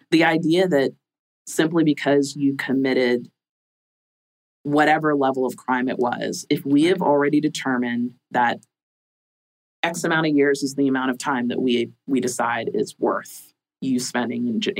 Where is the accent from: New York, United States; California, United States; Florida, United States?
Florida, United States; I'm from Florida.